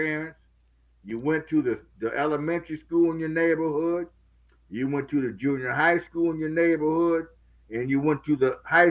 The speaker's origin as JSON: {"language": "English", "town": "Minneapolis", "region": "Minnesota", "country": "United States", "tie": "born or raised there", "said": "Minneapolis, Minnesota."}